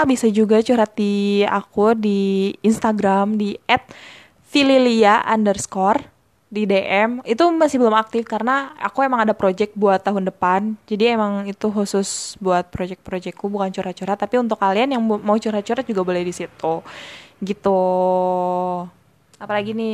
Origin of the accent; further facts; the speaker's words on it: Bandung, West Java, Indonesia; now in Yogyakarta, Indonesia; oh oh iya ya kita dari Bandung terus sekarang kita kuliah di Jogja ya